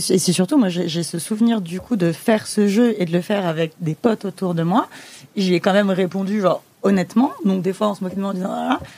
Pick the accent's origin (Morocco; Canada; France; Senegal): France; Le Blanc-Mesnil, Île-de-France; j'ai grandi au Blanc-Ménil, en Seine-Saint-Denis